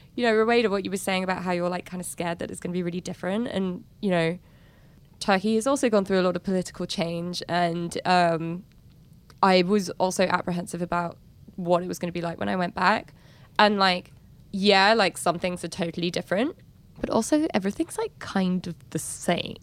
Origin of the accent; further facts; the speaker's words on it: London, United Kingdom; moved away; born and raised in London